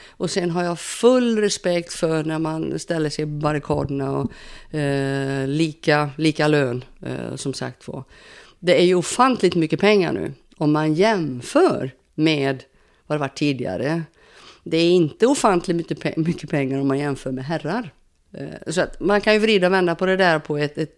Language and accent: Swedish; Sweden; Och som svensk då, jag håller ju, håller ju lite grann på Sverige såklart.